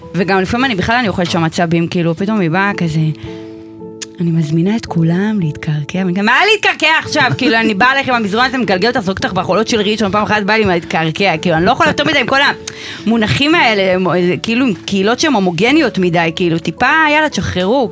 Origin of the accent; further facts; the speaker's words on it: Rishon LeZion, Central District, Israel; אני במקור מדי מראשון